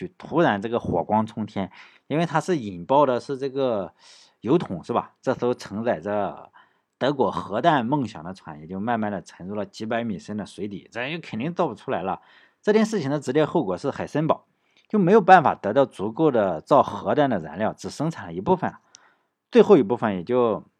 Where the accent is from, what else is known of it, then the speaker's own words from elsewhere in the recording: United States; 我们美国人是吧？咱们美国人也不能这样这么恶心